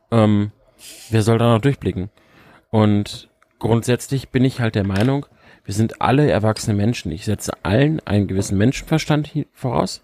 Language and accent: German; Lower Saxony, Germany; ich komme aus Niedersachsen. Du weißt selber, wie flach das da alles ist teilweise.